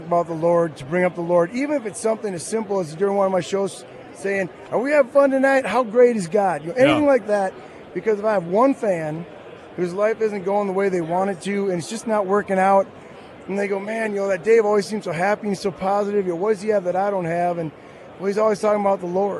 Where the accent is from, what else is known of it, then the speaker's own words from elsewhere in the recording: Green Bay, Wisconsin, United States; moved away as an adult; also born or lived in Nashville, Tennessee; I was raised in Green Bay, Wisconsin